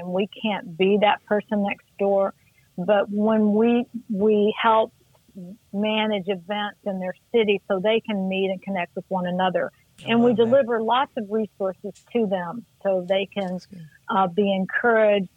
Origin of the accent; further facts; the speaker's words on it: Missouri, United States; moved away as an adult; also born or lived in Denver, Colorado; I'm originally from Missouri